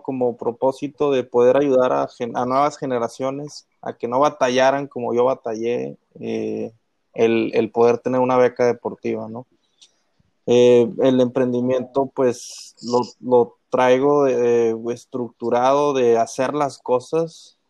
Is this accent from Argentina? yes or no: no; Saltillo, Coahuila, Mexico; donde soy yo, de Saltillo